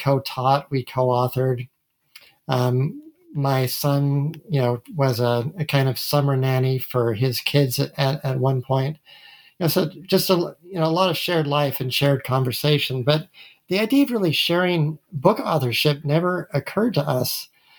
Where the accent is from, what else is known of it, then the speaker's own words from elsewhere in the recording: Massachusetts, United States; also born or lived in Utah; I was born in Utah. I grew up in Massachusetts.